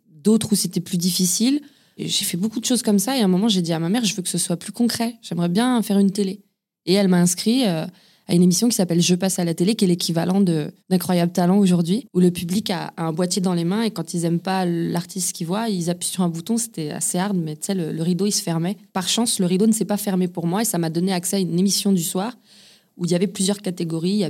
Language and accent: French; Lyon, Auvergne-Rhône-Alpes, France; also born or lived in Ain; Je suis né à Montplaisir, c'est à Lyon. J'ai grandi, euh, on a beaucoup déménagé euh, avec ma famille. J'ai grandi à Lyon, euh, j'ai grandi aussi, j'ai vécu dans l'Ain aussi.